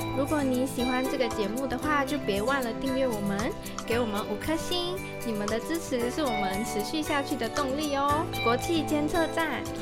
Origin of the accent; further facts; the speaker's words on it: Malaysia; first language Chinese; now in Taiwan; 所以我们马来西亚人会觉得，哎，台湾人是不是每个人说话可能都有点嗲这样子？